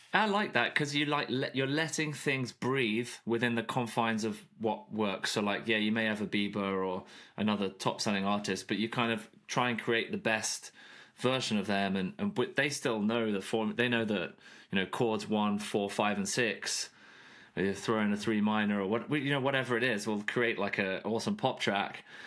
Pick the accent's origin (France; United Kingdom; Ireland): United Kingdom; moved away as an adult; now in Nashville, United States; I grew up in the U K.